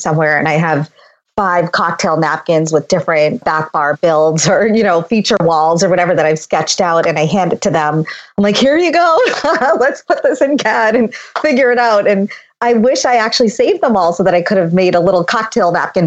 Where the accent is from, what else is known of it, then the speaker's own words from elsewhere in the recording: Boston, Massachusetts, United States; also born or lived in India; I grew up in the South Shore of Boston